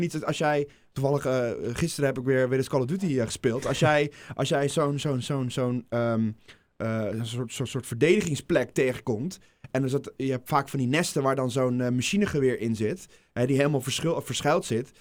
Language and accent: Dutch; Netherlands; als Nederlander